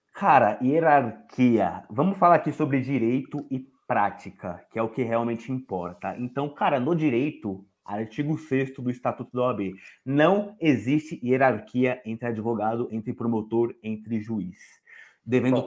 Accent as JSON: {"language": "Portuguese", "region": "São Paulo", "country": "Brazil", "tie": "born or raised there", "said": "eu sou de São Paulo, da Zona Leste, e para quem conhece aqui, sabe que aqui é o buraco, é o esgoto do Estado. E devido a eu ter crescido aqui"}